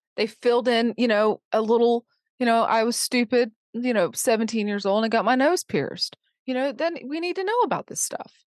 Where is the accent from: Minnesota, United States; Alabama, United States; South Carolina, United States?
South Carolina, United States; Charleston; I grew up in Charleston